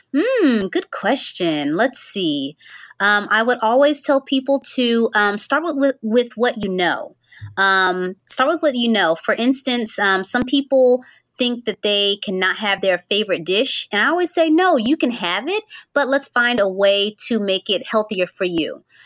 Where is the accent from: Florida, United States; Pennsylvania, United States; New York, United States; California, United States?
Florida, United States; Central; I'm from Central Florida originally, but I live in North Florida